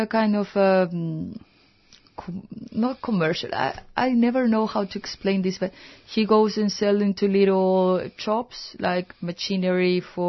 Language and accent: English; Chile; moved away; I was born in Chile.